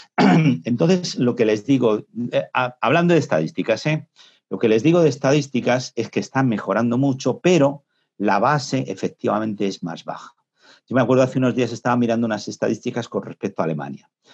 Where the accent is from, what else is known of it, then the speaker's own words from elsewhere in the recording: Spain; nosotros en España